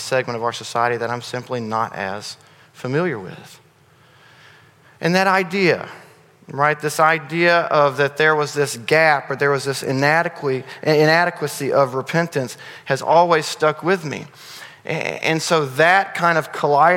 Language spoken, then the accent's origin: English; the South, United States; being a Southerner, racial tension is not foreign to me. I've grown up in it, lived in it.